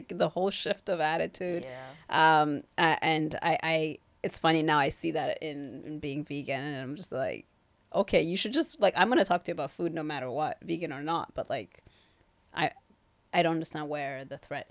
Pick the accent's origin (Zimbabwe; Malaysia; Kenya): Kenya; also born or lived in Toronto, Canada; now in Vancouver, Canada; I grew up in Kenya